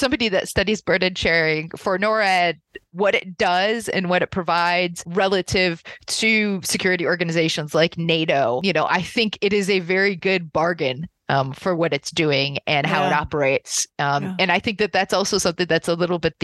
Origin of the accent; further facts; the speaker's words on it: United States; moved away as an adult; also born or lived in New York State; now in Canada; I'm an American